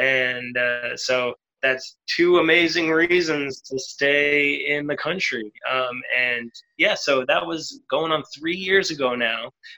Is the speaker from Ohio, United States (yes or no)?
no; Portland, Maine, United States; also born or lived in Loudon, New Hampshire / Tampa, Florida; now in Dublin, Ireland; I live in Dublin currently, but I'm American. I come from Portland, Maine, just like the northeast, just above Boston. Before that, I was from Loudoun, New Hampshire, and then before that, Tampa, Florida.